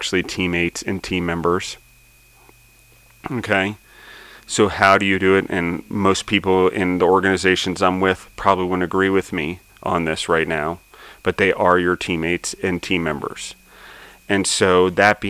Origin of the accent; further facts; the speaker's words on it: United States; being an American